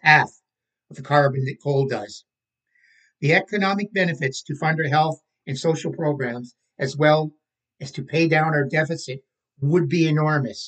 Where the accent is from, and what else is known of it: Canada